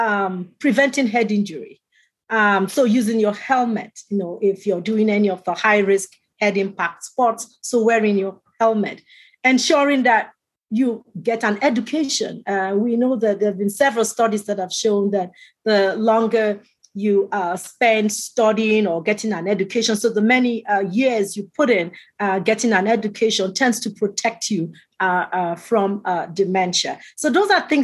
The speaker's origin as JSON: {"language": "English", "country": "Canada", "said": "I'm a Canadian"}